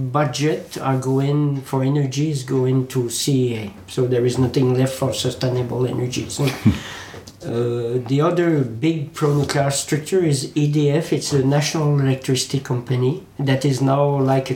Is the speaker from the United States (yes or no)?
no; Quebec, Canada; English is a second language; now in France; Quebec, my native country, because I live in France since 20 years, but I'm native from Quebec, Canada